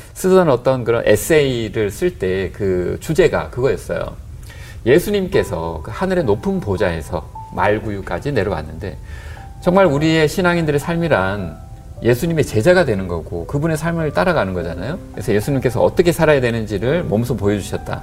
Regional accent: South Korea; now in Australia; 제가 한국 사람인데

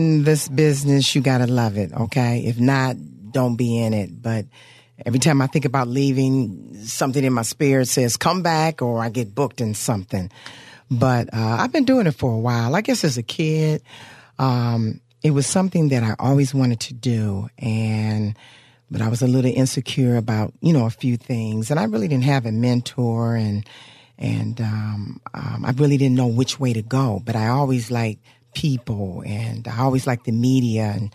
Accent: Cleveland, Ohio, United States; moved away as an adult; also born or lived in Cincinnati, Ohio; I'm from Cleveland, Ohio

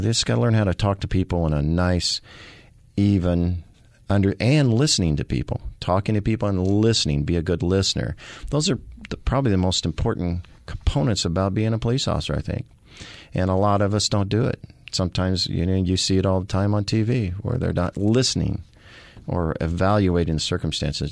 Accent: the Ozarks, Missouri, United States; also born or lived in Kansas City, Missouri; now in Phoenix, United States; I am from the Missouri, the Ozarks. I was born in the Ozarks

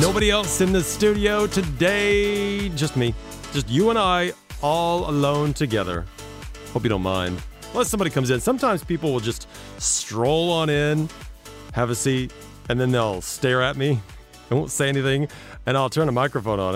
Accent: Los Angeles, California, United States; moved away as an adult; now in United Arab Emirates; my hometown, which I'm very jealous about. Los Angeles

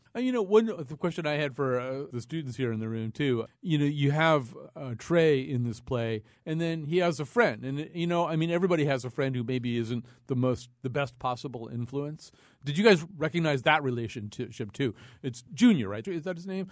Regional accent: West Hartford, Connecticut, United States; I grew up white in West Hartford

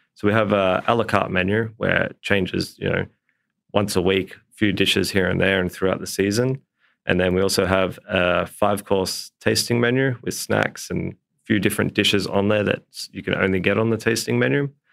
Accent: Port Macquarie, New South Wales, Australia; moved away; growing up in Port Macquarie, all we did was be outside the whole time.

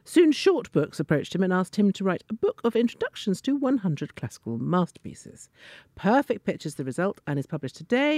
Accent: Italy; moved away; when I grew up in Italy, I went to school in Italy.

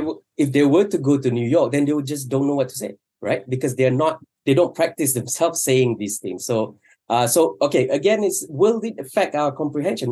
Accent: Malaysia; first language Malay; English is a second language; I grew up not speaking English and I grew up speaking in two languages. One is Malay and, or, and, and, and Mandarin because I went to Chinese school

